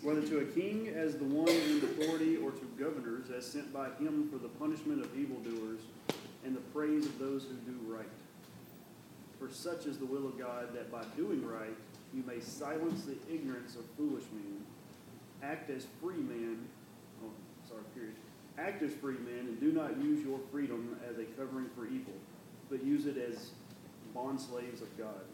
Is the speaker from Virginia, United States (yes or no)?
no; San Francisco, California, United States; I'm from San Francisco.